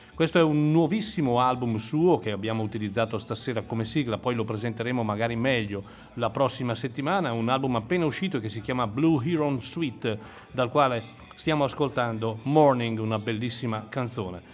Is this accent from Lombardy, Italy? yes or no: yes; Chiari, Lombardy, Italy; sono un Clarence, si dice così. Quelli che nascono a Chiari in questa cittadina